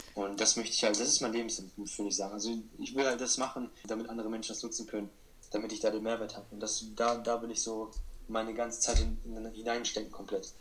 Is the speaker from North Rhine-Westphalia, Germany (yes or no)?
no; Hanover, Lower Saxony, Germany; ich bin 17 Jahre alt und ich komme aus Hannover